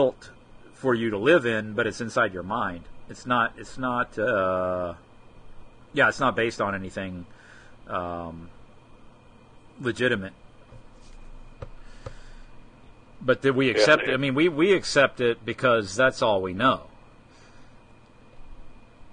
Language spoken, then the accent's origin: English; United States; we, as Americans, growing up in the United States